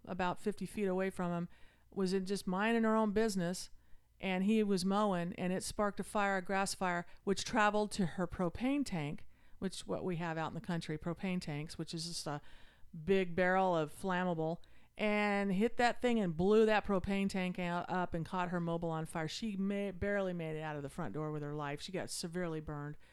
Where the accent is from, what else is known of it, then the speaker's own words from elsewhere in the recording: Utah, United States; moved away; I grew up in Utah